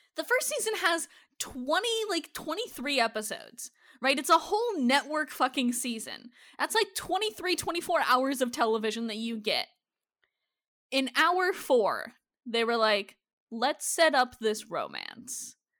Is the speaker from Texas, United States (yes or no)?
no; Minnesota and Iowa, United States; I grew up in Minnesota and Iowa